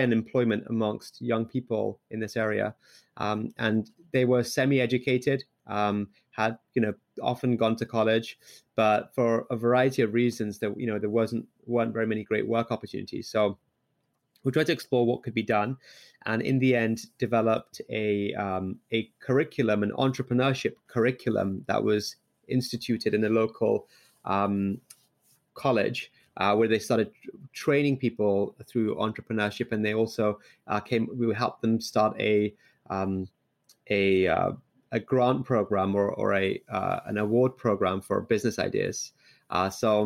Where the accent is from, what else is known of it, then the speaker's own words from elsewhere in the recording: London, United Kingdom; also born or lived in Liverpool; now in Bay Area, United States; I grew up in London. I actually first moved to the UK to Liverpool